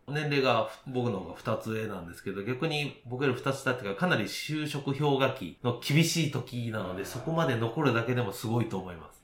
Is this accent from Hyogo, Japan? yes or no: yes; Nishinomiya, Hyogo, Japan; 私地元が西宮ということなんですけど